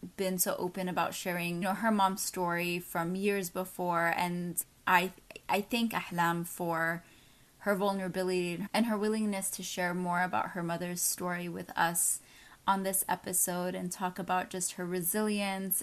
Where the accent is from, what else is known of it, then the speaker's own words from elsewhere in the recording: Texas, United States; moved away; also born or lived in New York / Chicago; I grew up in Texas